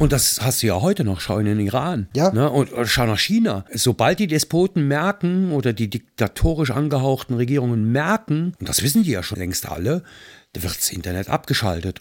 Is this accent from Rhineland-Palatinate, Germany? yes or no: yes; Mayen, Rhineland-Palatinate, Germany; in meinem Heimatort Mayen, wo mein Papa bevor es ein Fotostudio war, als Heizer auf einer Dampflok gearbeitet mhm. hat. Ich kannte also als Kind dieses Studio schon